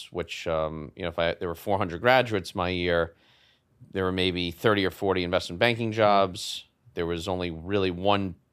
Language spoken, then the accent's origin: English; New York City, New York, United States; in Manhattan on the Upper East Side um, in a rent regulated uh, apartment in a rent regulated building